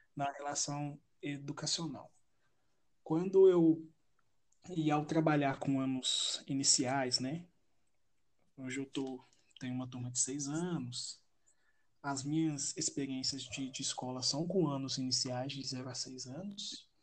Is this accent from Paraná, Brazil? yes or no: no; Belo Horizonte, Minas Gerais, Brazil; sou de Belo Horizonte